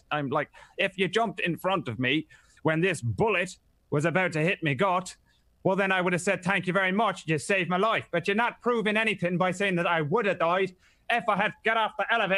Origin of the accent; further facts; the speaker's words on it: Ireland; I'm always fine. I'm Irish.